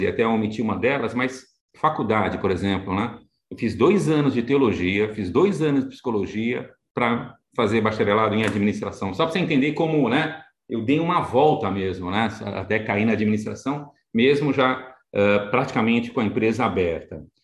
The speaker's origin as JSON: {"language": "Portuguese", "town": "Santos", "region": "São Paulo", "country": "Brazil", "tie": "born or raised there", "moved": "yes", "lives_now": "São Paulo, Brazil", "said": "sou de Santos, né? Então inicialmente nasci na cidade de Santos. Hoje estou mais em São Paulo, mas nasci na cidade de Santos."}